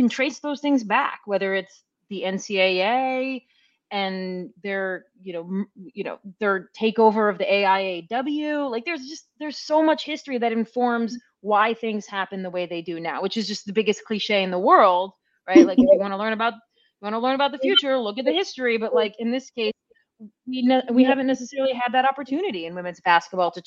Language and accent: English; New York, United States; I'm from New York.